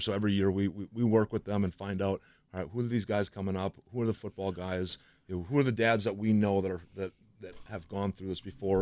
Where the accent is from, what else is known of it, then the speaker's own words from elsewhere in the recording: Franklin, United States; I grew up in Franklin